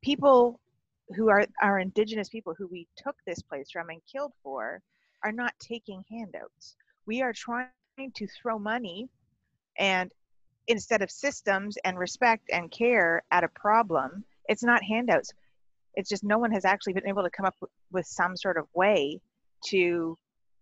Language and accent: English; Canada; it's our country.